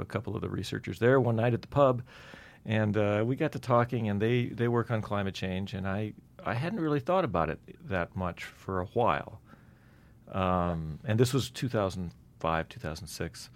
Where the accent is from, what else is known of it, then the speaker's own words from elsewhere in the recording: Black Hills, South Dakota, United States; now in Utah, United States; I grew up in the Black Hills in South Dakota